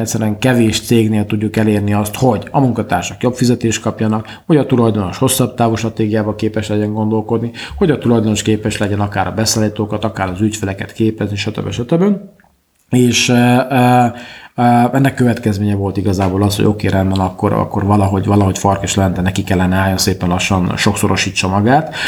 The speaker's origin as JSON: {"language": "Hungarian", "area": "Székely", "region": "Szeklerland", "country": "Romania", "also_born_or_lived": "Cluj-Napoca, Romania", "said": "székely vagyok"}